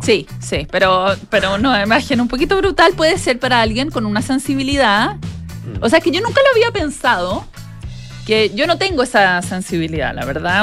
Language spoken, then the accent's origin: Spanish; Chile